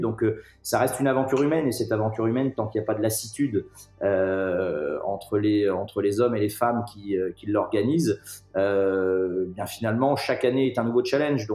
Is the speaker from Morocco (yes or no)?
no; Clisson, Pays de la Loire, France; also born or lived in Nantes; je ne suis pas né à Clisson, mais j'y habite, euh, j'y habite depuis, euh, depuis ma plus tendre enfance